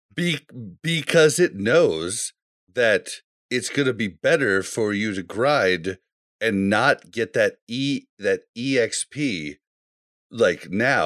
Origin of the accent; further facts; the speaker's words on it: Kansas City, United States; I grew up in Kansas City and became a Chiefs fan